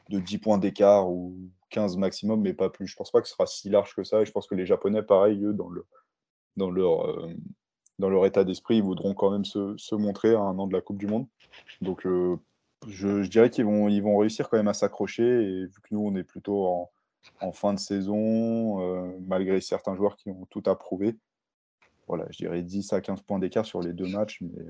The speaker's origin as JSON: {"language": "French", "town": "Paris", "region": "Île-de-France", "country": "France", "said": "Euh, un joueur comme euh, Macalou aussi, en, tant que, en tant que Parisien, ça me fait plaisir de le voir"}